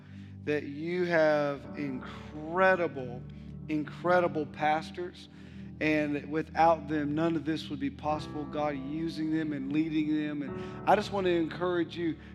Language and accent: English; Ohio, United States; now in Mississippi, United States; I'm originally from Ohio